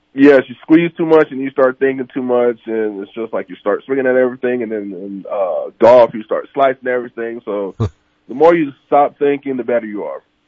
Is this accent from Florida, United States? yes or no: yes; Orlando, Florida, United States; I'm from Florida, oh, Orlando